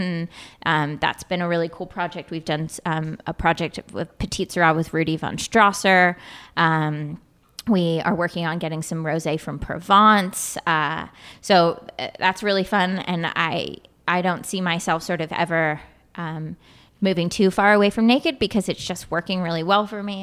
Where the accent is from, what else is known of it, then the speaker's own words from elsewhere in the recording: Sausalito, California, United States; I grew up in Sausalito, California